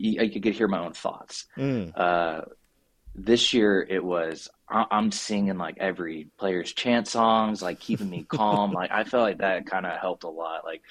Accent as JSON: {"language": "English", "country": "United States", "moved": "as an adult", "lives_now": "South Korea", "said": "we're from the United States"}